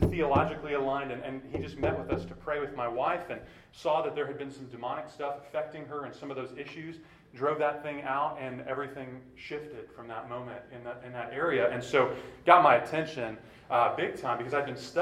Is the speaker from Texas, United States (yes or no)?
yes; Clear Lake, Texas, United States; I grew up in the Clear Lake area.